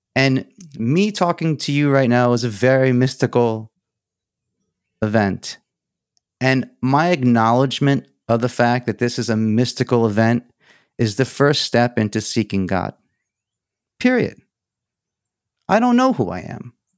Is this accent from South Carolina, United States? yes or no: no; New York, United States; first language Greek; English is a second language; I went to, like, a parochial Greek school in, in New York